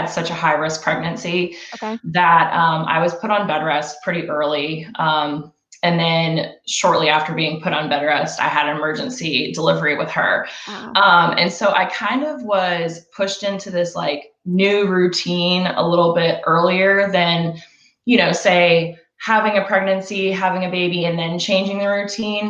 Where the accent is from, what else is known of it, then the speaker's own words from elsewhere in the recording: Roswell, Georgia, United States; I am from Roswell, Georgia, grew up in the area